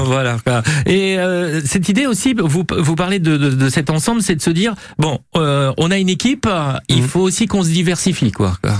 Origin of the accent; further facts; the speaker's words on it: Normandy, France; chez nous, en Normandie